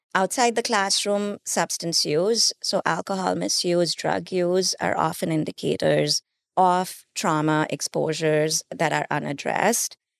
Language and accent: English; India; moved away; I grew up in India